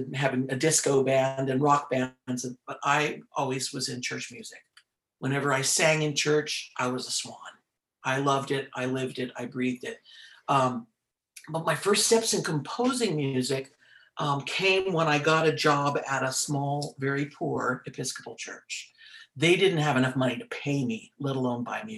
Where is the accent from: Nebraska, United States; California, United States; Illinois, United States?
California, United States; Oakland; I'm native Californian and native of the Diocese of Oakland. So I've always been involved in the music here.